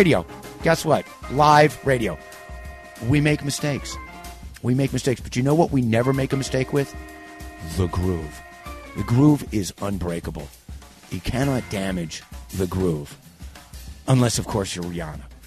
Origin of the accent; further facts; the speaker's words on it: New York, United States; being a New Yorker